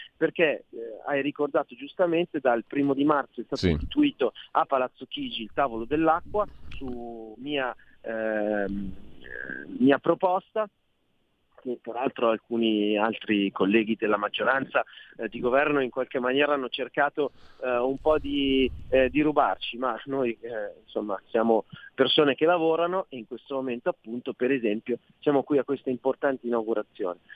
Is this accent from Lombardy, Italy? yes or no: yes; Milan, Lombardy, Italy; da milanesi